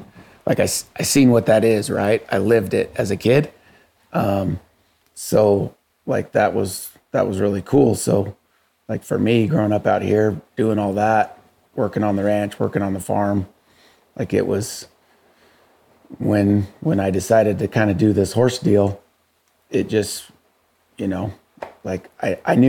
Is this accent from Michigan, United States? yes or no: no; Dyer, Nevada, United States; also born or lived in Oregon; I grew up in Dowers, Nevada. We moved here when I was 5. We moved down from Oregon.